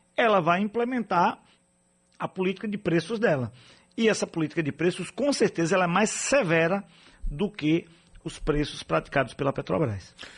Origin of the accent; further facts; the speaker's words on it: Alagoinhas, Bahia, Brazil; sou de Alagoinhas